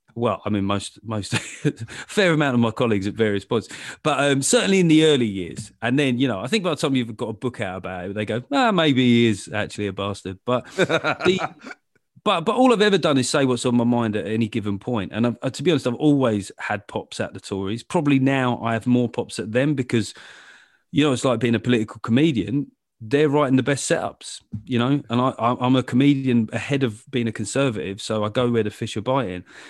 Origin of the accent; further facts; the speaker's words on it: London, United Kingdom; I grew up in London